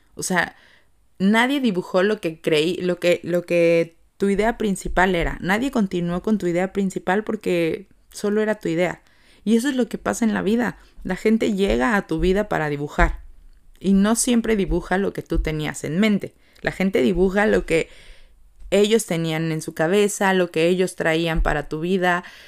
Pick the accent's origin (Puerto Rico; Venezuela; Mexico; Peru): Mexico; como mexicanos